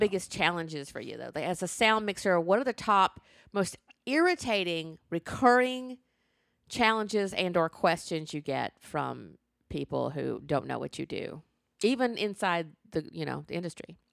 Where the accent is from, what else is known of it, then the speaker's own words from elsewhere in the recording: the South, United States; I was born in the South.